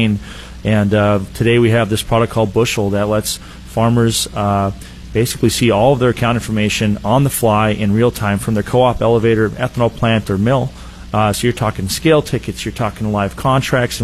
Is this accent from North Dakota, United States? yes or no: yes; North Dakota, United States; also born or lived in Fargo, North Dakota; I grew up in North Dakota, way northern parts there.